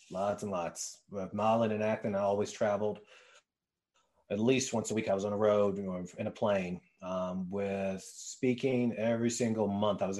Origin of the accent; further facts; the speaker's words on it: Richmond, Virginia, United States; Uh, Richmond, Virginia.